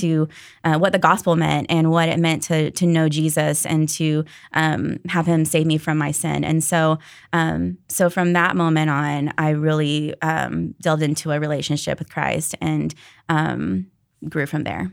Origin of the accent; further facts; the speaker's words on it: Daytona Beach, Florida, United States; moved away; I grew up in Daytona Beach at First Baptist Daytona